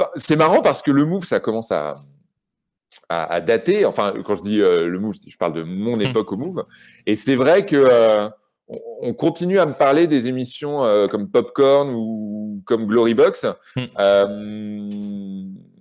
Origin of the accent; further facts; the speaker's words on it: Rouen, Normandy, France; moved away as an adult; also born or lived in Paris; j'ai grandi à Rouen